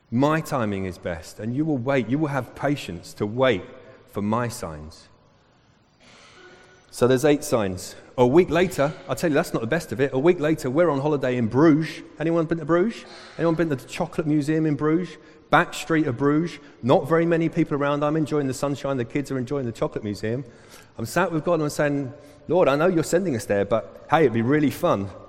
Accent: Sacramento, California, United States; We're from Sacramento in California

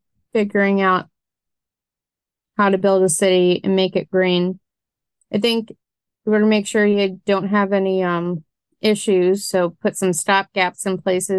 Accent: Mississippi, United States; I am from Mississippi.

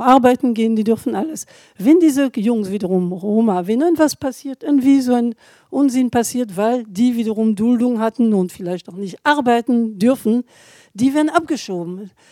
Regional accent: France; German is a second language; now in Germany; Ich selber bin Französin

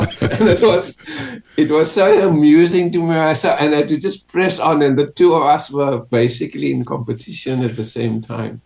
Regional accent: Western Cape, South Africa; moved away; growing up in South Africa. And especially the Western Cape, where I was

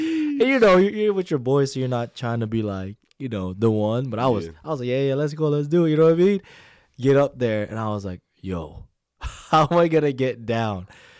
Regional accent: Pacific Northwest, United States; because I'm from the Pacific Northwest, right? Y'all probably see right there, upper left USA, you know what I mean? So I'm used to, like, the cold, I guess, or all seasons, especially up in Seattle.

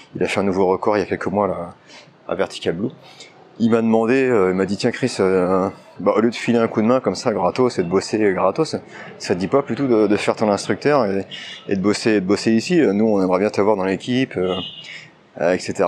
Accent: France; moved away as an adult; also born or lived in China; ça doit faire 10 ans après que je suis parti de France maintenant. Je suis parti, quand j'étais parti en Chine

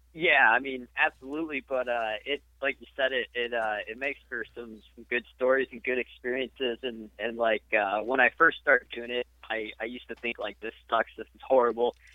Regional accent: Richmond, Illinois, United States; I grew up in uh, Richmond, Illinois for pretty much my entire life

